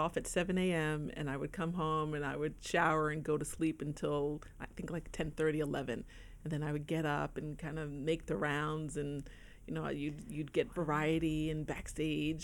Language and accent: English; New Jersey, United States; moved away; I was living on the East Coast at the time. I'm originally from New Jersey